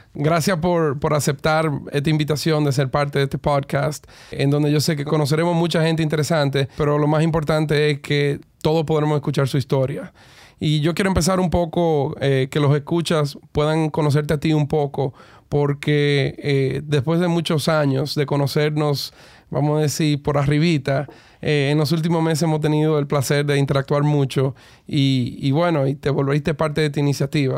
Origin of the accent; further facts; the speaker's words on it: Cleveland, Ohio, United States; now in Dominican Republic; yo soy uno de los dos dominicanos eh, nacido en Cleveland en toda la historia